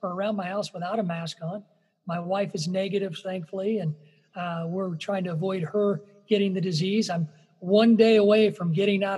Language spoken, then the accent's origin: English; Illinois, United States; my home state of Illinois